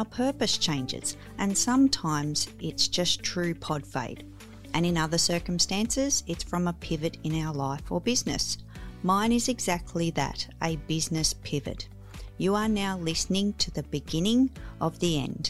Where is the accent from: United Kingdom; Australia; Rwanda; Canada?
Australia; I am the girl from Down Under